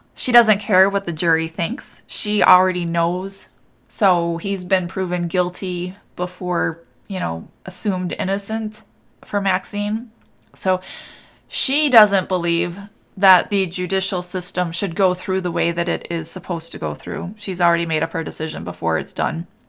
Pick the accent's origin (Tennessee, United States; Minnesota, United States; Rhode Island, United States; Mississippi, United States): Minnesota, United States; moved away; also born or lived in New Hope, Minnesota; my family's in Minnesota and I grew up in Minnesota. And I lived in New Hope for a while